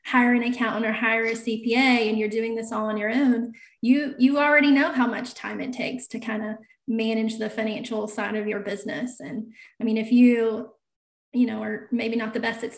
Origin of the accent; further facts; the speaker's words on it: North Carolina, United States; I was the controller for pretty good sized manufacturer here in my hometown